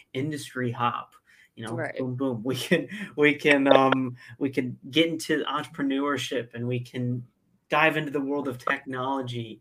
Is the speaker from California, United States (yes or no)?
no; central Illinois, United States; I'm from dead center of Illinois. Smack dab in the middle.